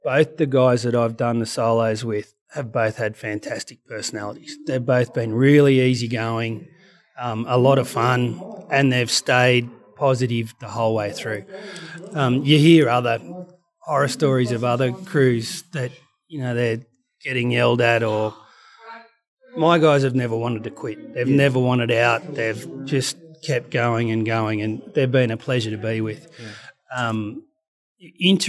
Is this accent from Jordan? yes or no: no; Australia; But, yeah, it is part of being Australian overseas, I guess.